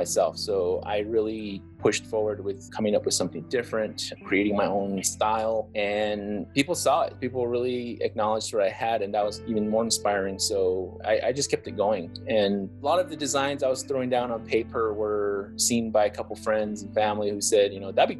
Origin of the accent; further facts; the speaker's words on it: Acoma Pueblo, New Mexico, United States; moved away as an adult; also born or lived in Arizona; I was raised in Acoma Pueblo for the first 18 years of my life.